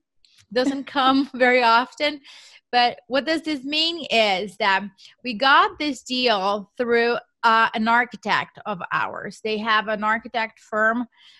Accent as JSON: {"language": "English", "country": "Brazil", "second_language": "English", "moved": "as an adult", "lives_now": "United States", "said": "So as you mentioned, I am from Brazil, so I did not even know what real estate meant at that time, right? I moved to the U.S. For a cultural exchange program"}